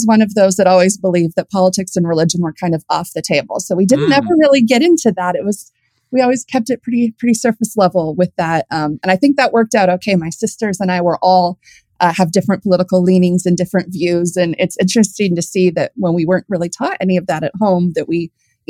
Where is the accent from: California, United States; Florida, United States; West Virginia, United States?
California, United States; San Diego; I was born in San Diego. So typical California upbringing. I love the beach.